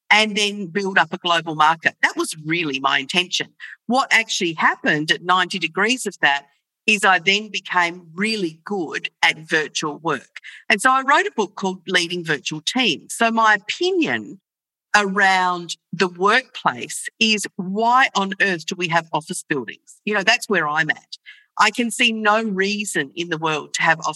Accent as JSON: {"language": "English", "country": "Australia", "said": "I'm from Australia and I'm currently in Melbourne, Australia"}